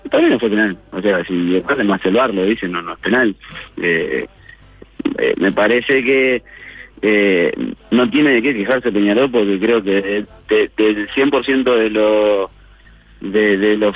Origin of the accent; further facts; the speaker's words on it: Italy; No, yo vengo de Italia eh, y bueno, tuve la posibilidad de, ir a Independiente porque yo quería jugar, obviamente.